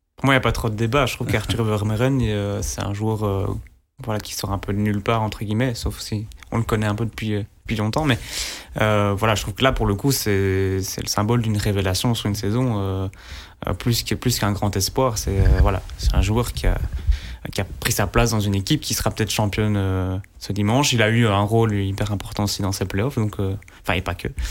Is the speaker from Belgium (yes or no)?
yes; Belgium; en tant que Belge